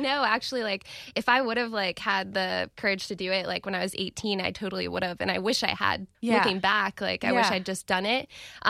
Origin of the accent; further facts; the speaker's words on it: Jacksonville, Florida, United States; I'm from Jacksonville.